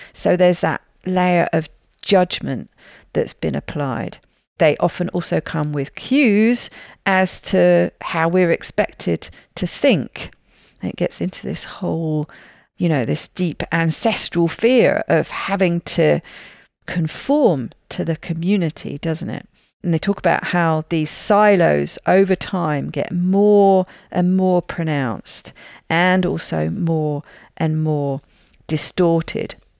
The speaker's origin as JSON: {"language": "English", "country": "United Kingdom", "said": "I'm a Brit"}